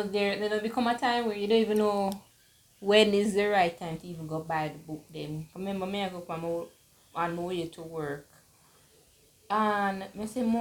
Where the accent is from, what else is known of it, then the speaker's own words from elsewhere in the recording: Jamaica; seeing my life overseas and not in my home country